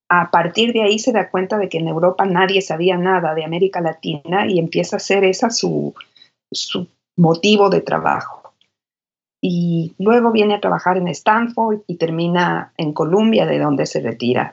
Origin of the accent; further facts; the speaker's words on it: Quito, Pichincha, Ecuador; moved away as an adult; also born or lived in New York, United States; now in Austin, United States; Nací en Quito, en Quito. Soy quiteña. Y de ahí es toda mi familia, toda mi familia está ahí. Salí de Quito a los 26